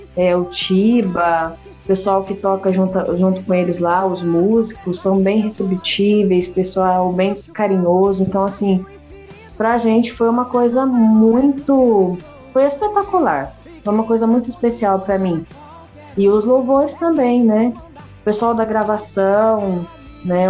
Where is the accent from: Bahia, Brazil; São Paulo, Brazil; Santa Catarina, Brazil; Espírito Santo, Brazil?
São Paulo, Brazil; Porto Ferreira; Eu sou daqui de Porto Ferreira, estado de São Paulo